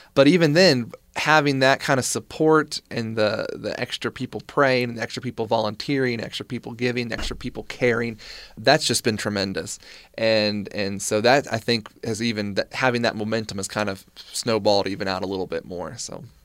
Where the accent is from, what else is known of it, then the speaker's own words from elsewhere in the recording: North Carolina, United States; moved away as an adult; now in Utah, United States; Growing up in North Carolina, which is part of the Bible Belt